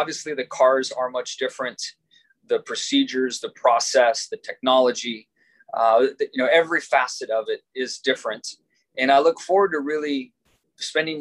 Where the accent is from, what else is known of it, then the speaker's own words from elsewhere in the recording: Southern California, United States; growing up in Southern California, as I did